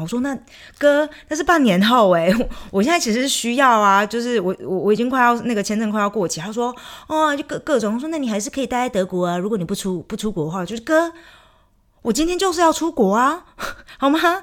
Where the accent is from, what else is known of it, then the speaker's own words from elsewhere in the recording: Chiayi, Taiwan; moved away as an adult; also born or lived in Taipei / Frankfurt, Germany; now in Germany; 我如果回到台湾，我回到嘉义，我也会觉得自己有那么一点点的不一样